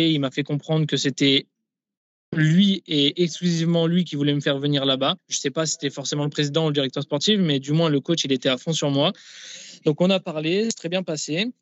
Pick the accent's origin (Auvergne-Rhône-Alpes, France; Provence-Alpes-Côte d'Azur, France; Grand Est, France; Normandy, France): Grand Est, France; Nancy; moved away as an adult; now in Kansas City, United States; j'étais euh, dans ma ville natale